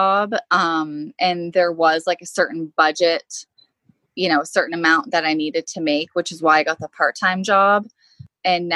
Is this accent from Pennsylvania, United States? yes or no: yes; Pittsburgh, Pennsylvania, United States; I'm from the Pittsburgh, Pennsylvania area.